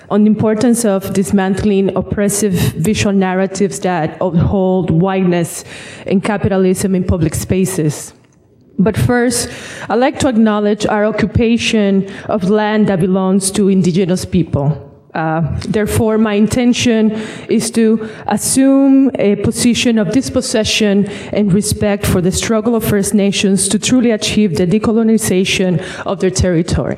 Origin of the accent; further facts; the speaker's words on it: Dominican Republic; also born or lived in Bronx, New York; now in New York, United States; growing up in the Dominican Republic